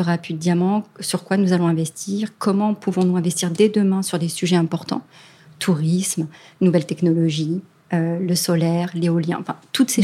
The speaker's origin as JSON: {"language": "French", "country": "France", "said": "chez nous, en France"}